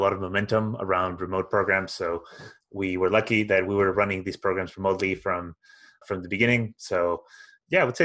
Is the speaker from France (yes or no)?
no; Spain; moved away as an adult; also born or lived in Glasgow; I'm originally from Spain